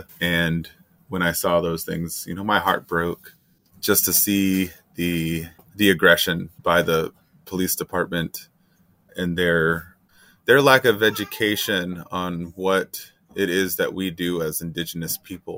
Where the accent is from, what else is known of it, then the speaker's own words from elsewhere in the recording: Keweenaw Bay Indian Community, Michigan, United States; I come from the Keweenaw Indian Community, Lake Superior Band of Ojibwe.